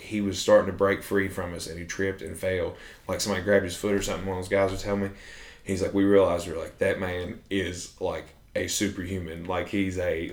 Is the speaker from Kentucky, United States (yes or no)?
yes; Bath County, Kentucky, United States; accent: Bath County; I said Kentucky and my most Bath County accent ever